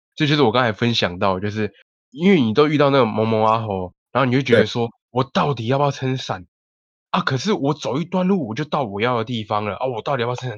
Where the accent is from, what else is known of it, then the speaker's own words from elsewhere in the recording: North Coast, Taiwan; 小弟我就是住在北海岸。哦，那个从小到大土生哦土长。土生土长，喝台海风长大的对，人喝海风长大的